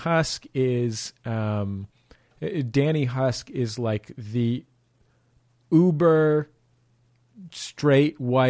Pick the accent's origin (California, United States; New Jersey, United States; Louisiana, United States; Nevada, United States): California, United States; San Francisco; I grew up in San Francisco.